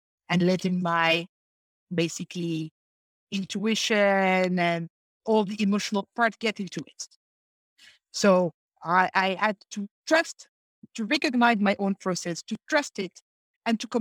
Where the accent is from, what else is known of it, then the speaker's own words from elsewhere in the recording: Morocco; moved away as an adult; I left Morocco as my home country